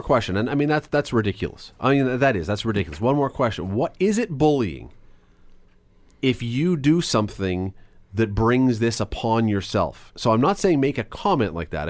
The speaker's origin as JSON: {"language": "English", "country": "Canada"}